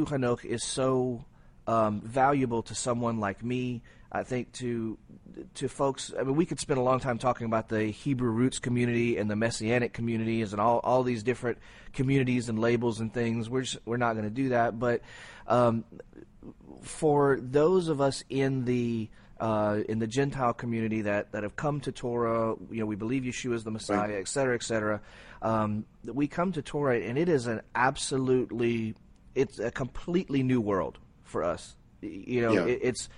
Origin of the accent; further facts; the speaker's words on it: Cajun, Louisiana, United States; I'm Cajun